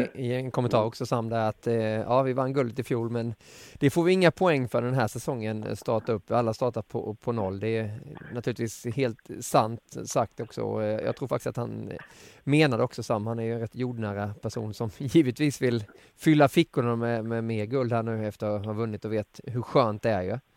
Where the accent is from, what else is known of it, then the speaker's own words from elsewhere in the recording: Alvesta, Kronoberg County, Sweden; accent: Småland; när jag växte upp eh, i Alvesta